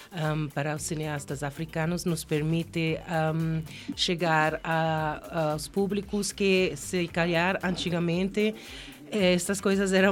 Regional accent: Gambia; Portuguese is a second language; also born or lived in Spain / Kenya; Quando eu cheguei à Quênia, eu não sou queniana, sou gambiana espanhola ah. e vivi 11 anos

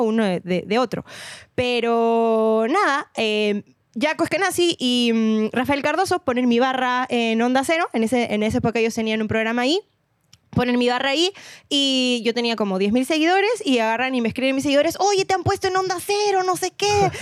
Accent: Lima, Peru; yo nací y crecí en San Miguel

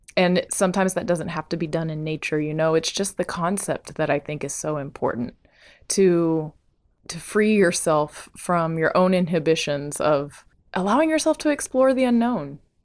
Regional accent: Bandera, Texas, United States; moved away; I'm back in Bandera, Texas, my hometown

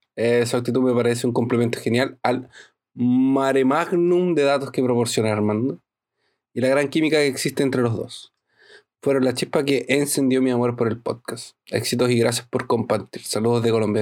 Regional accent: La Serena, Coquimbo, Chile; now in Brazil; Yo viví toda mi infancia en La Serena.

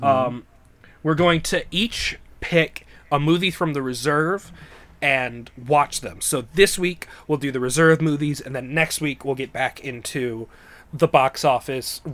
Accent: United States; I grew up in America

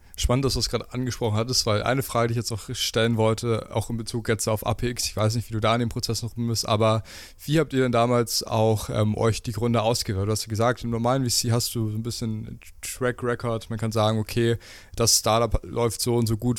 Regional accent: Brandenburg, Germany; now in Berlin, Germany; Ich komme zum Beispiel aus Brandenburg

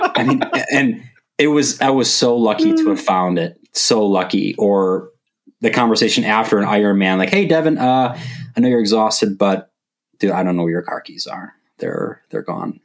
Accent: Wisconsin, United States; now in Madison, United States; when I got to move to Madison, because I'm from Wisconsin

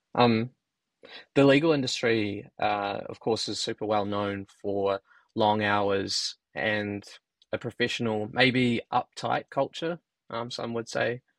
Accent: New Zealand; as a Kiwi

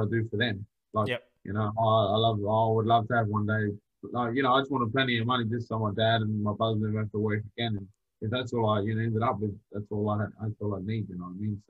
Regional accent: Adelaide, South Australia, Australia; once again, I'm from Adelaide

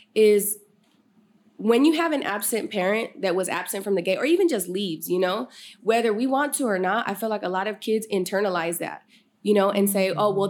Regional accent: Sacramento, California, United States; also born or lived in Galt, California; I was born here in Sacramento, California, uh, North Highlands to be specific

